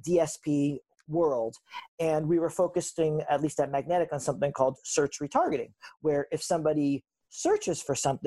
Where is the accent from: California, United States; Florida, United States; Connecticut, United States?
Connecticut, United States; West Hartford; moved away as an adult; also born or lived in Vermont / Manhattan; So I grew up in West Hartford, Connecticut. That's where I was born and raised.